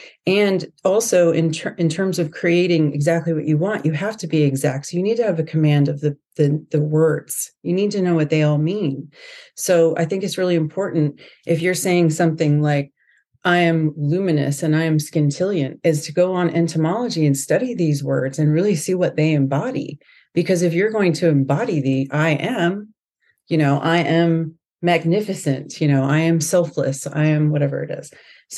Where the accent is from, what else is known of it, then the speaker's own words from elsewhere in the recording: Florida, United States; also born or lived in California / New York; I'm from California, grew up in Florida. I've lived in New York for 10 years, lived all over the country.